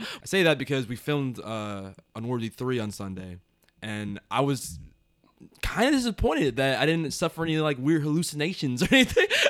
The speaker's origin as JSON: {"language": "English", "country": "United States", "said": "we as Americans"}